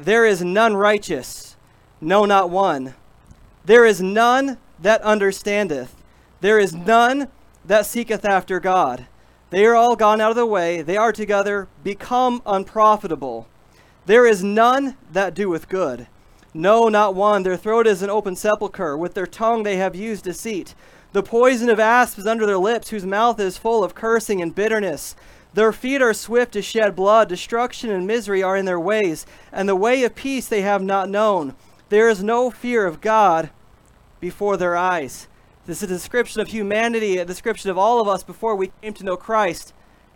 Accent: Midwest, United States; We're all from the Midwest, at least most of us

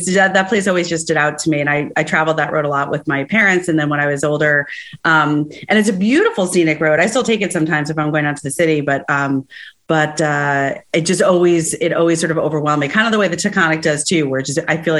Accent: Rockland and Orange County, New York, United States; I grew up in Rockland and Orange County in different places

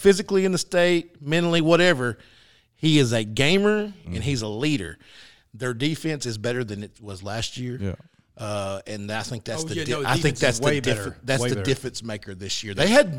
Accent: Mineral Springs, Arkansas, United States; growing up in Mill Springs

